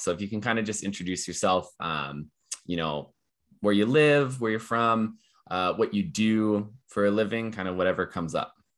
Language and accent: English; Calgary, Alberta, Canada; I'm born and raised in Calgary here